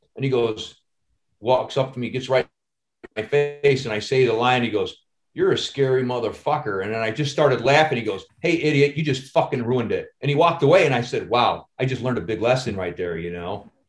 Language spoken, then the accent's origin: English; Chicago, Illinois, United States; I'm from Chicago